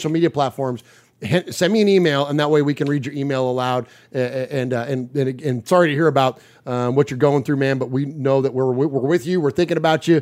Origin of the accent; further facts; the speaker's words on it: Bay Area, California, United States; also born or lived in Middle Tennessee; now in Tennessee, United States; Uncle Mosh and I are from the Bay Area. We've relocated to Middle Tennessee